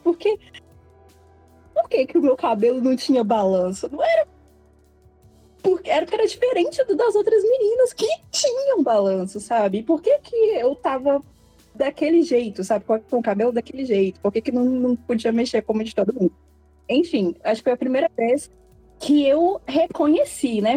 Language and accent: Portuguese; Belo Horizonte, Minas Gerais, Brazil; eu tenho 27 anos também, sou de Belo Horizonte.